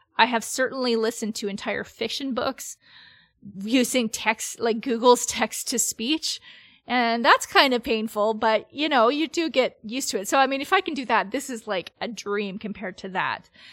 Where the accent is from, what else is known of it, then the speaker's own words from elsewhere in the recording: Canada; I'm Canadian